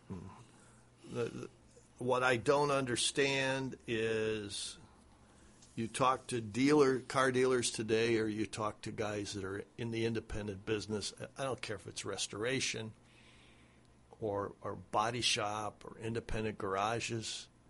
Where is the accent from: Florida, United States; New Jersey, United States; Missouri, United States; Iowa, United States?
Iowa, United States; growing up in Iowa